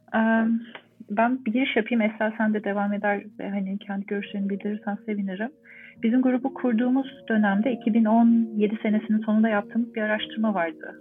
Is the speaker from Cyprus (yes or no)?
no; Ankara, Turkey; moved away as an adult; also born or lived in Istanbul; now in Montreal, Canada; Ankaralıyım. Ankara'da doğdum, büyüdüm, okudum